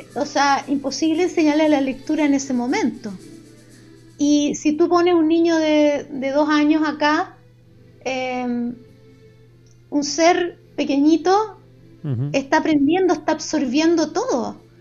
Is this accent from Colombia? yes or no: no; Chile; accent: Chilean; Hablamos en español con nuestro acento chileno que se salta las S